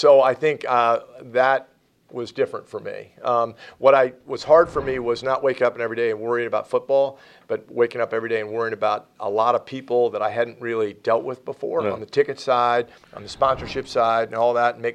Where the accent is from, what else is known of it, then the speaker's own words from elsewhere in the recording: Tampa, Florida, United States; moved away as an adult; now in Atlanta, United States; I grew up in Tampa.